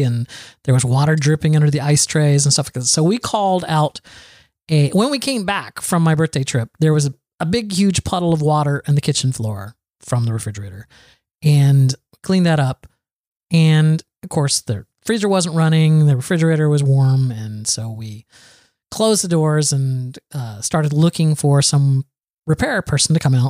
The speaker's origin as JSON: {"language": "English", "region": "Florida", "country": "United States", "said": "So I'm from Florida."}